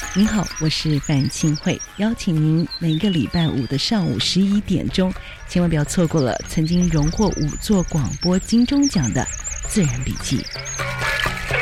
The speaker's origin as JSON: {"language": "Chinese", "town": "Taitung", "region": "Taitung County", "country": "Taiwan", "said": "这里是教育电台。"}